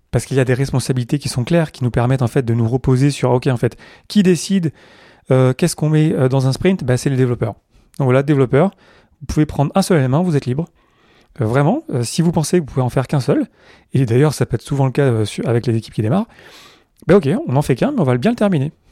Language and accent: French; France; also born or lived in Montreal, Canada / Zurich, Switzerland; Même si je suis français, en fait, j'ai fait Paris, Montréal, Zurich. J'ai pas fait Paris, euh, Montréal, Paris, Zurich.